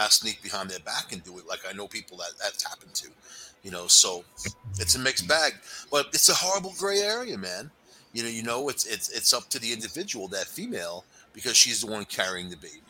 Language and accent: English; El Paso, Texas, United States; born there; I was born in El Paso, Texas.